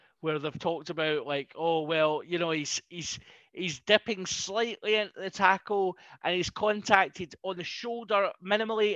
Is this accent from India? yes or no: no; Scotland, United Kingdom; being Scottish